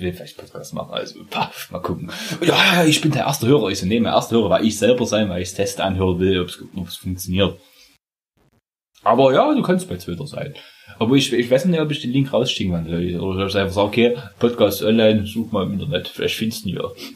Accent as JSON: {"language": "German", "region": "Saxony", "country": "Germany", "said": "wir kommen oh. aus, aus, aus der Zone, aus Sachsen"}